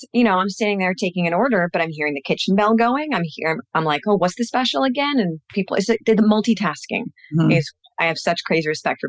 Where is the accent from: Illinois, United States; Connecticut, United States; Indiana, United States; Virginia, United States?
Connecticut, United States; Westport; I'm based in Westport. I'm a Westport native